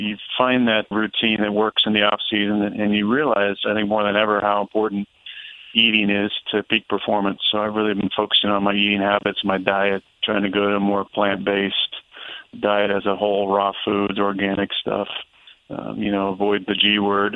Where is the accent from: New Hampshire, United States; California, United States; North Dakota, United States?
California, United States; Northern; I'm from Northern California as well